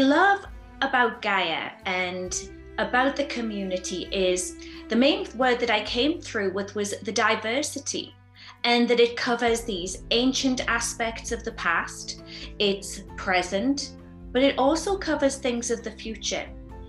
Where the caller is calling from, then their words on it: Sedona, Arizona, United States; I'm here live from Sedona, Arizona, and the sun is shining